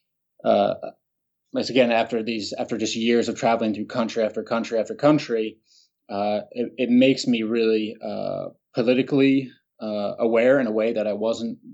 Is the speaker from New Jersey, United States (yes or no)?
yes; Haddonfield, New Jersey, United States; moved away as an adult; walk over the Ben Franklin Bridge and down the main street, Hadnaf, of my hometown